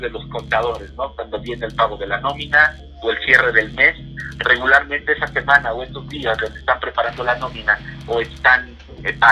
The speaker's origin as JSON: {"language": "Spanish", "region": "Mexico City", "country": "Mexico", "tie": "born there", "said": "yo nací en la Ciudad de México, tengo 39 años"}